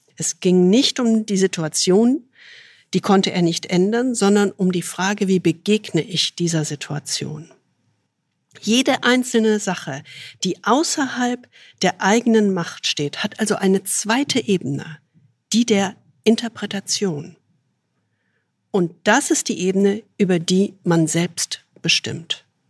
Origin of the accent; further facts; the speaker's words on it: Rhineland, Germany; ich als rheinisches Naturgewächs